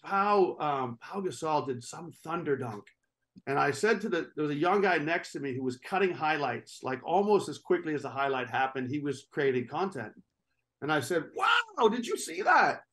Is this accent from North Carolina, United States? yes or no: no; New Hampshire, United States; I grew up in New Hampshire, small city, just north of Boston